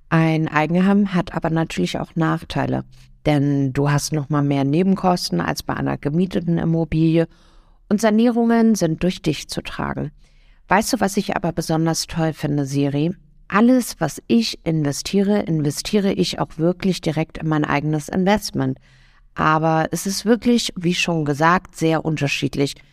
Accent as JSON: {"language": "German", "region": "Hamburg", "country": "Germany", "said": "Ich komme ja selber aus Hamburg"}